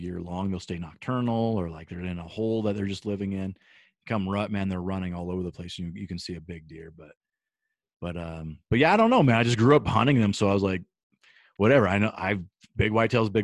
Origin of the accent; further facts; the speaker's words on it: Nebraska, United States; now in Colorado, United States; I grew up in Nebraska hunting whitetail since I was a kid.